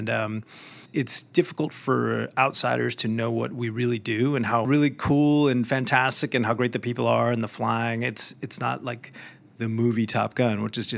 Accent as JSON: {"language": "English", "town": "Rochester", "region": "New York", "country": "United States", "tie": "born or raised there", "also_born_or_lived": "East Coast", "said": "Coast, uh, moved around a little bit, but went to high school in Rochester, New York."}